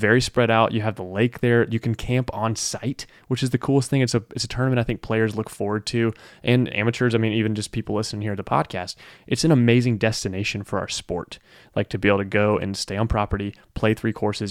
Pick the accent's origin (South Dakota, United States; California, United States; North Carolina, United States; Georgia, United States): Georgia, United States; Powder Springs; I'm from Powder Springs, Georgia.